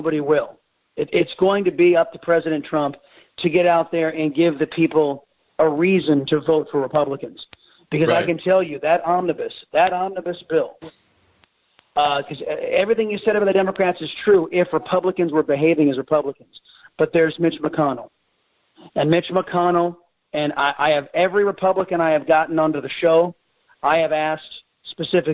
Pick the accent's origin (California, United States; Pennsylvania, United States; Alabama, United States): California, United States; San Diego; now in Texas, United States; from my former home state of California. I was born and raised in San Diego